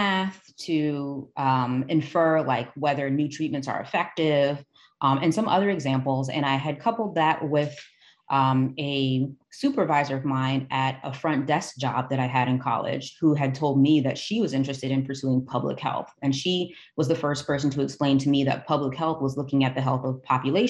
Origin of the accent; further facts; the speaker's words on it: Teaneck, New Jersey, United States; moved away as an adult; also born or lived in Maryland; I was born and raised in Teaneck, New Jersey